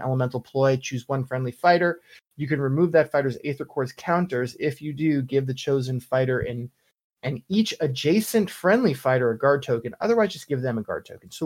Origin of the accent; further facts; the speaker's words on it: United States; I'm an American